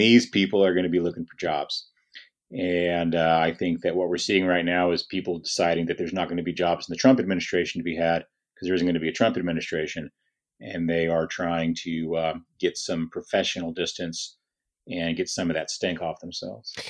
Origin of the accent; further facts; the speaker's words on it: Lubbock, Texas, United States; my hometown of Lubbock